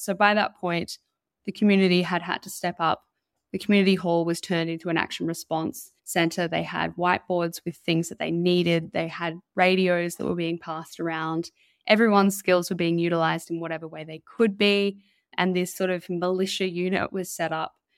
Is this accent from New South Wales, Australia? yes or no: yes; Mullumbimby, New South Wales, Australia; moved away; I grew up in Mullumbimby, and that's where, uh, my parents still live